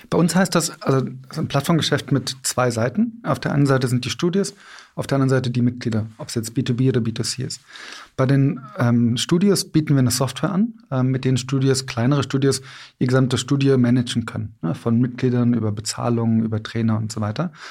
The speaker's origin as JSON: {"language": "German", "town": "Cologne", "region": "North Rhine-Westphalia", "country": "Germany", "said": "Ich komme aus Köln."}